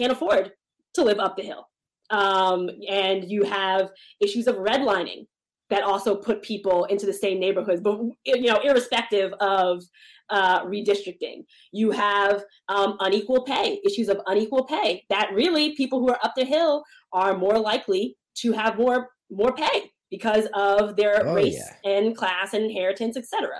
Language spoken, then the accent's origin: English; Montclair, New Jersey, United States; also born or lived in New Brunswick, New Jersey / Newark, New Jersey; I've lived in Montclair literally all my life